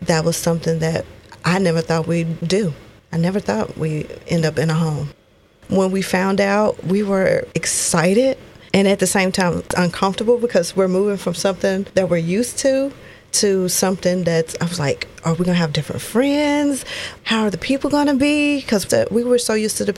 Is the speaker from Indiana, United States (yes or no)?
no; College Station, Texas, United States; I grew up in College Station with my father